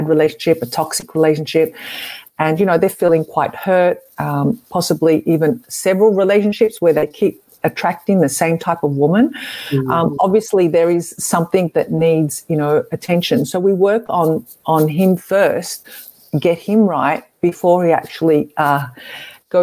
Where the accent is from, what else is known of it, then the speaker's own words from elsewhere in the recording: Melbourne, Victoria, Australia; I'm from Australia, in Melbourne, actually